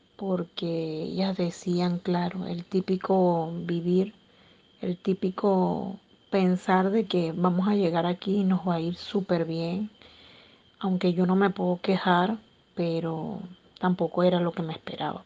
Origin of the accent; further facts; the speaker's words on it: Cumaná, Sucre, Venezuela; moved away as an adult; now in Peru; del estado de donde yo soy, porque soy de Cumaná, Estado Sucre.